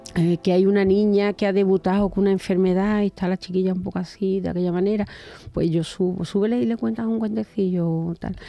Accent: Cabezas Rubias, Andalusia, Spain; also born or lived in Seville; en mi pueblo, en, bueno, en, mi pueblecito Cabeza Rubia, en Huelva, cuando era jovencita hacíamos una radio

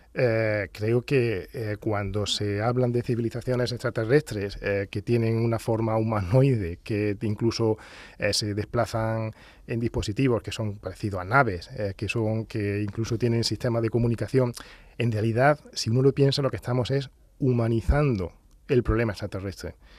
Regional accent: Granada, Andalusia, Spain; accent: Andalusian; also born or lived in Huelva / Valdepeñas de Jaén; Yo nací en Huelva, pero a los, dos años eh, pues, eh, nos trasladamos a Granada

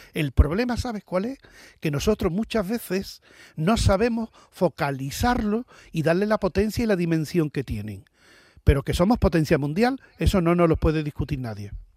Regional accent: Seville, Andalusia, Spain; yo soy del barrio del Cerro del Águila

